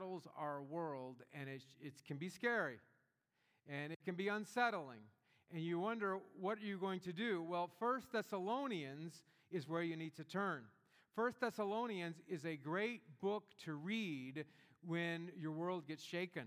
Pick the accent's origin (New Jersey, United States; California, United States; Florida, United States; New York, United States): Florida, United States; Gulf Coast of Northwest; I grew up in the Gulf Coast of Northwest Florida, and in our town there was a very large military base, Eglin Air Force Base